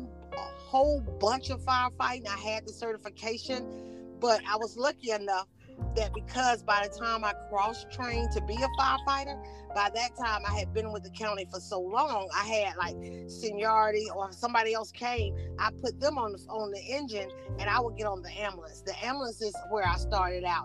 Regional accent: Cuthbert, Georgia, United States; also born or lived in Atlanta, Georgia / Decatur, Georgia; now in Conyers, United States; I'm actually from Southwest Georgia, a little small town down in Southwest Georgia, Cuthbert, Georgia. And so I was raised, I came to Atlanta when I was 10 years old

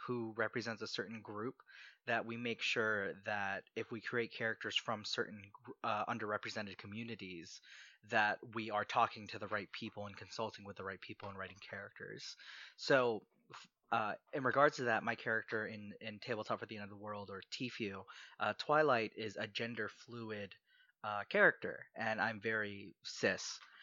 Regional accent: Southern Maryland, United States; also born or lived in Philippines; I grew up, I grew up in Southern Maryland

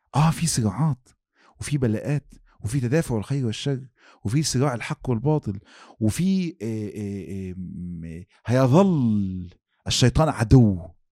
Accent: Egypt; واحنا عندنا في مصر

